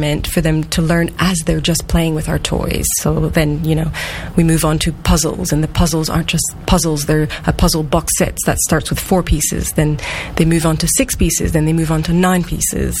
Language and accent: English; Canada; accent: French-Canadian; moved away as an adult; now in Australia; the accent is... French-Canadian. French-Canadian. Originally, yes. I am Australian too